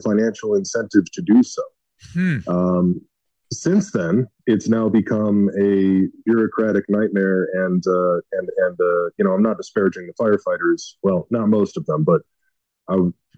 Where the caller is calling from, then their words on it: Kalispell, Montana, United States; I'm calling you from Montana